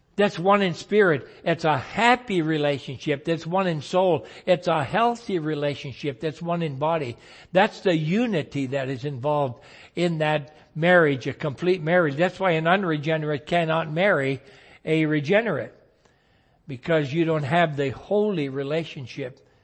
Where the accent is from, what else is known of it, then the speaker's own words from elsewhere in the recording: United States; as an American citizen